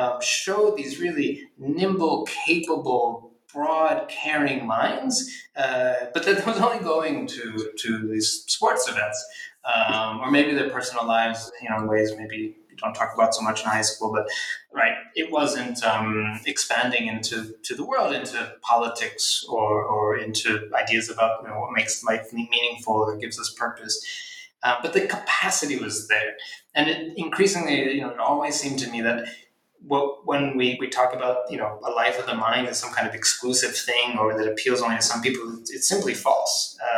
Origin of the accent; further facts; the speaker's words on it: Philadelphia, Pennsylvania, United States; I grew up in Philadelphia, so, you know, like the football Eagles team on the weekend